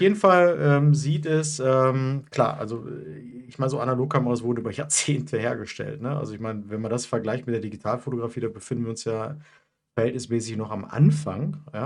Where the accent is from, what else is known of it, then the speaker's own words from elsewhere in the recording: Mülheim, North Rhine-Westphalia, Germany; bei uns in Mülheim